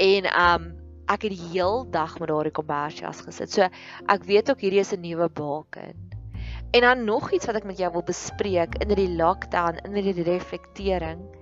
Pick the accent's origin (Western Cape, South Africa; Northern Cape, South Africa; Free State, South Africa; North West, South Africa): Free State, South Africa; ek kan onthou ek het in die Vrystaat groot geword en ek kan onthou dit was koud